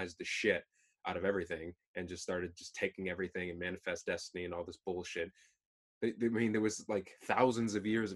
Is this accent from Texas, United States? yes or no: no; Connecticut, United States; I was born in Connecticut